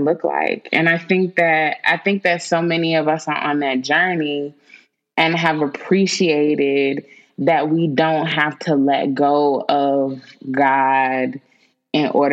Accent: Winston-Salem, North Carolina, United States; born or raised there

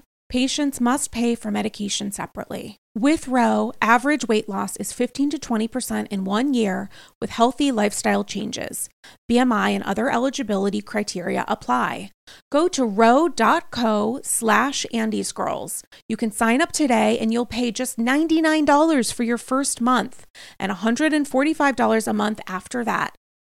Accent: Rhode Island, United States; when I think suburban, I sort of think like my hometown in Rhode Island, like, you know, houses and stuff and like people not really necessarily talking to each other.

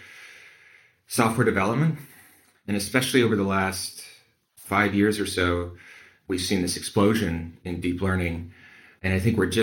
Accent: Midwest, United States; I'm from the Midwest, the heartland of America

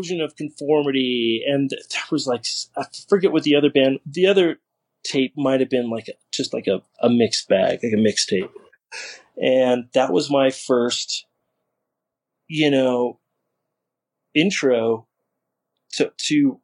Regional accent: Las Vegas, Nevada, United States; also born or lived in Northern California; We're from Las Vegas

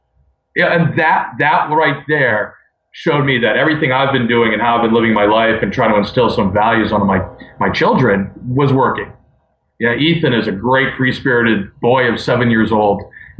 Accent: Maine, United States; also born or lived in Baltimore; Actually, I was born in Baltimore, in the heart of downtown Baltimore. Moved to Maine when I was 7.

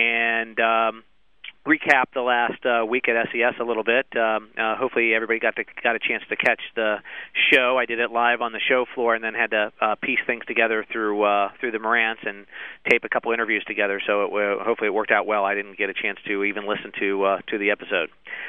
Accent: Cincinnati, Ohio, United States; now in Fort Lauderdale, United States; I'm from Cincinnati

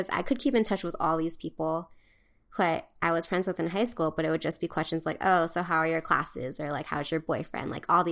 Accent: Hawaii, United States; moved away as an adult; also born or lived in California; growing up in Hawaii

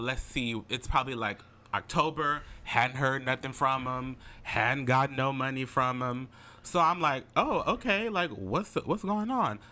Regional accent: Alexandria, Louisiana, United States; moved away as an adult; now in Lafayette, United States; as you may know, I live in Lafayette, Louisiana. I'm originally from Alexandria, Louisiana

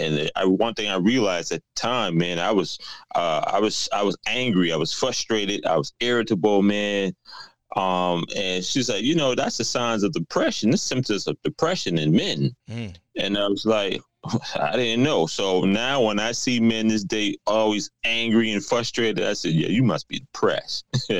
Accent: South Carolina, United States; also born or lived in New York; now in Atlanta, United States; I relocated back down south to Atlanta. I was originally from South Carolina, but I moved to New York. Now I'm in Atlanta.

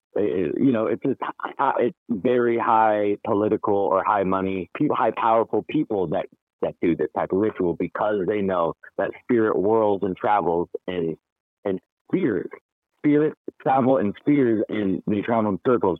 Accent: West Coast, United States; being born and raised on the West Coast

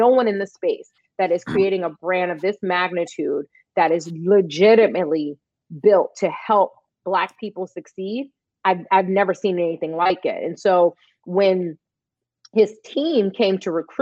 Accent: New York City, New York, United States; growing up in East New York, Brooklyn

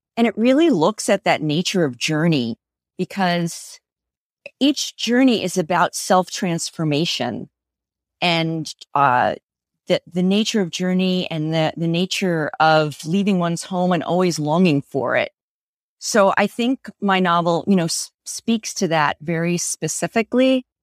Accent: United States; as an American

